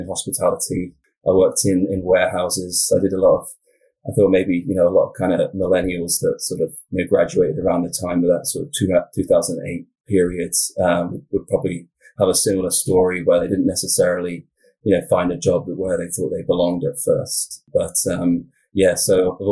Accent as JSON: {"language": "English", "area": "Wiltshire", "region": "South West England", "country": "United Kingdom", "moved": "yes", "lives_now": "Oregon, United States", "said": "I'm from the UK originally. So I'm from Southwest England, kind of the county is called Wiltshire"}